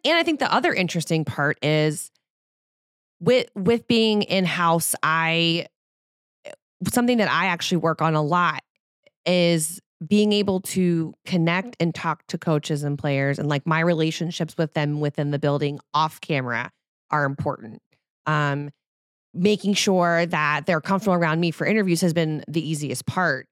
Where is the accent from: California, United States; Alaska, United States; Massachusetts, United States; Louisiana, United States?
Louisiana, United States; New Orleans; moved away; I'm from New Orleans